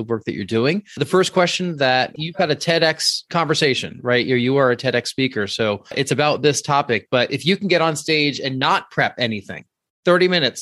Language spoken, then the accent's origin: English; outside New York City, United States; I grew up outside New York City